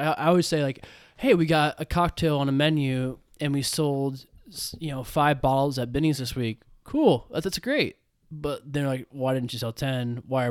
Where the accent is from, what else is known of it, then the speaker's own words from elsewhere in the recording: Australia; I'm not even in bourbon. I'm an Australian.